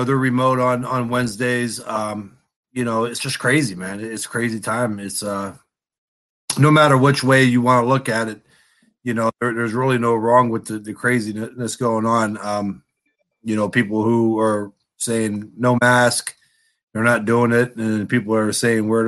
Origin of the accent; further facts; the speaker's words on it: Youngstown, Ohio, United States; also born or lived in Lowellville, Ohio / Poland, Ohio / Struthers, Ohio / Boston, Massachusetts; Originally from the south side of Youngstown. I lived there pretty much up into my early 20s.